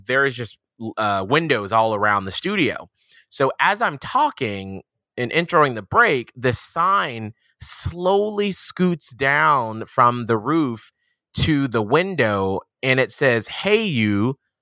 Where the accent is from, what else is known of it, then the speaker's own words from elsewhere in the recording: Atlanta, Georgia, United States; moved away; I'm from Atlanta, Georgia